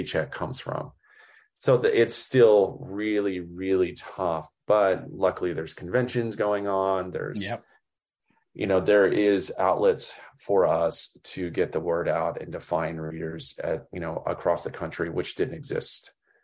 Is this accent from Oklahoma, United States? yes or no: yes; Oklahoma, United States; growing up in Oklahoma